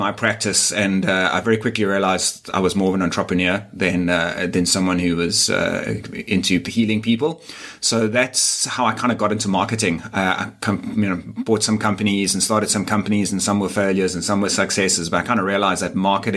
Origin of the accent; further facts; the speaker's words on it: Durban, KwaZulu-Natal, South Africa; moved away as an adult; now in Cape Town, South Africa; I'm actually not from Cape Town. I'm from Durban, which is a smaller, still significant, but a smaller city on the east coast